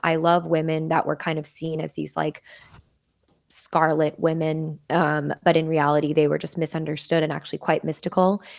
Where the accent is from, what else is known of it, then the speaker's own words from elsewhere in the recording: Casper, Wyoming, United States; also born or lived in Torrington, Wyoming; now in Los Angeles, United States; I grew up in Casper, Wyoming, in just a, a small town, small house, like, with my family